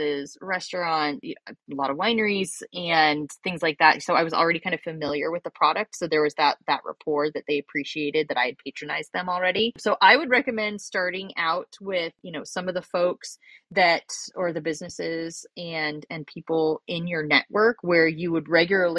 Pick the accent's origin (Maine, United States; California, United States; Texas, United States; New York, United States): California, United States; Northern; also born or lived in Europe (France, French-speaking area); I live in my hometown, which I, you know, I grew up here. So I was fortunate to have a large network. However, when I started my business, I was actually living in Europe. So I'm in Northern California now